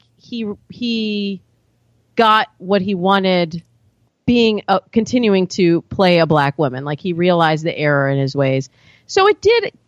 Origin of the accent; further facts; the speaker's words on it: Michigan, United States; I grew up in Michigan.